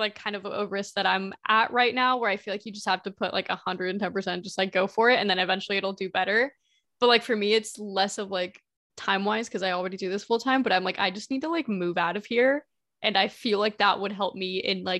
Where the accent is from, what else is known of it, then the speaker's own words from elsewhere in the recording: Indiana, United States; I've lived in Indiana basically my entire life